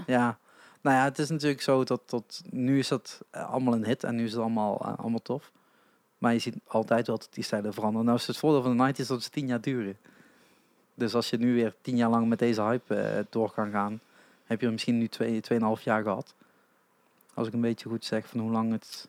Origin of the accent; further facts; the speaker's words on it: Limburg, Netherlands; als Limburger